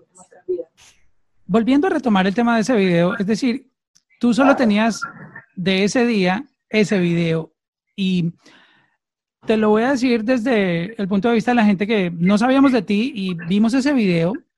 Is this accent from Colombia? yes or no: yes; Colombia; now in Miami, United States; Soy colombiano